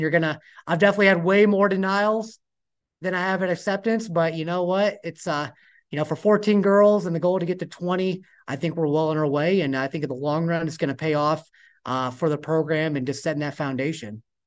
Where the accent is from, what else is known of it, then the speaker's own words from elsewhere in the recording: Fort Wayne, Indiana, United States; moved away; I'm actually from Fort Wayne, Indiana